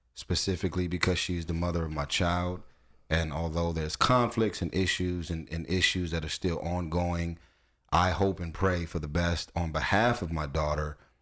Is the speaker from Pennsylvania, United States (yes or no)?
no; Los Angeles, California, United States; I'm from Watts